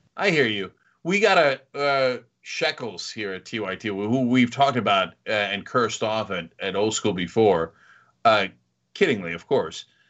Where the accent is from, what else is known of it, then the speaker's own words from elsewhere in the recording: New Jersey, United States; moved away; also born or lived in New York; I grew up in New Jersey, lived in New York